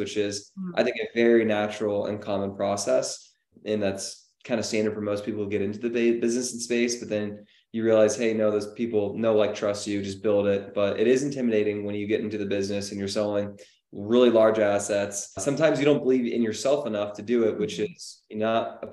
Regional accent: Menlo Park, California, United States; I'm from Menlo Park, which is a crazy area and neighborhood with price point and whatnot

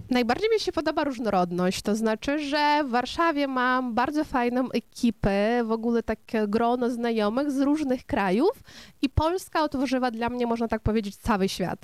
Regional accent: Kopychyntsi, Ternopil Oblast, Ukraine; first language Ukrainian; Polish is a second language; moved away as an adult; also born or lived in Dnipro, Ukraine; now in Warsaw, Poland; urodziłam się na Ukrainie Zachodniej, w małym miasteczku Kopyczyńcy, ale później studiowałam właśnie, pracowałam na Ukrainie Centralnej, w Dniepropietrowsku

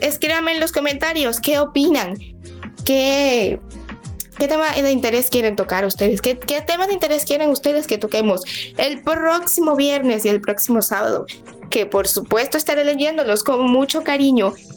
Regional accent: Venezuela; now in Dominican Republic; yo soy de Venezuela, pero estoy aquí en República Dominicana

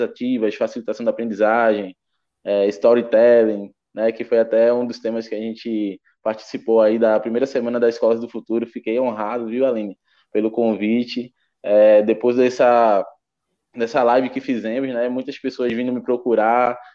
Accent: Pernambuco, Brazil; sou aqui de Pernambuco

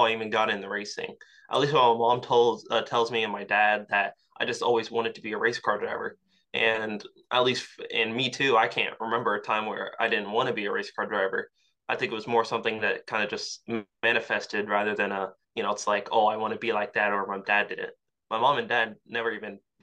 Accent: Yorktown, Virginia, United States; I grew up in Yorktown, Virginia

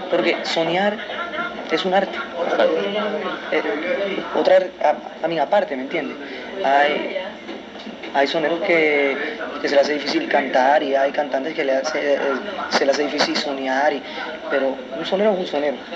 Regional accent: New York, United States; yo nací y me crié en Nueva York demasiado americanizado

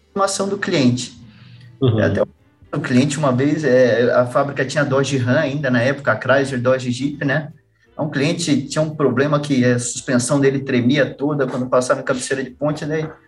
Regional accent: Campinas, São Paulo, Brazil; moved away as an adult; now in Curitiba, Brazil; mas morei até seis anos em São Paulo. Meu pai trabalhou na Mercedes também, trabalhou hum. por 22 anos na Mercedes. Então, ele começou em São Paulo, daí ele foi transferido para Campinas, que tinha a fábrica de ônibus, ele foi transferido para lá. Daí, com hum. seis anos, para lá

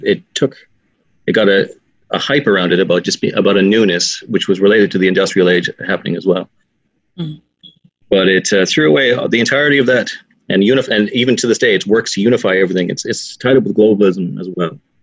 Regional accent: Canada; now in Ireland; I'm from Canada.

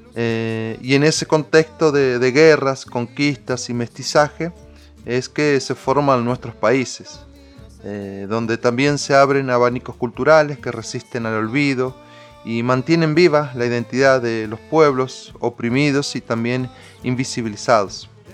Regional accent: María Teresa, Santa Fe, Argentina; allá en, mi pueblo María Teresa, al sur de la provincia de Santa Fe

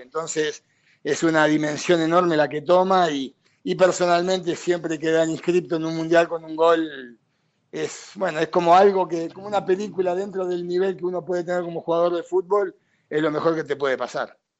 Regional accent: Argentina; moved away as an adult

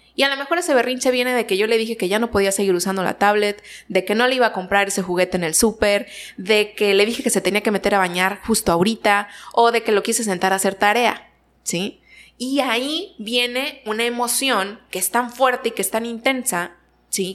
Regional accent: Ciudad Victoria, Tamaulipas, Mexico; moved away as an adult; now in Nuevo Laredo, Mexico; Yo soy originaria de Ciudad Victoria

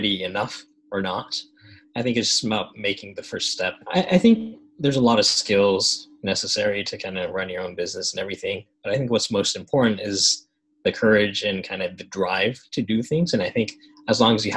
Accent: Japan; I think as an international school kid, or growing up in Japan, going to schools like ASIJ, international schools

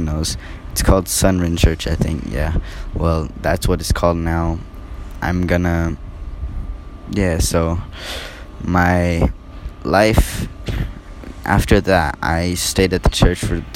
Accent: Singapore; born there; also born or lived in Cambodia / America; I was born in Singapore. Well, yeah, I was born in Singapore and stayed there for six months. Then came to Cambodia for about three years. So then I went to America

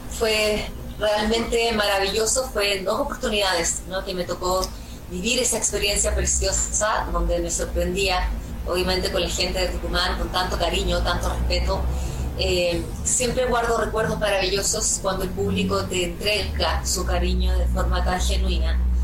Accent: Chile; mi país

